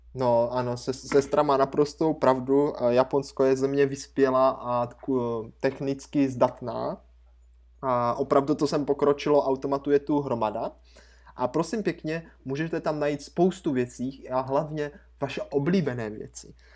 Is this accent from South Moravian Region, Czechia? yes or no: yes; Brno, South Moravian Region, Czechia; U nás v Brně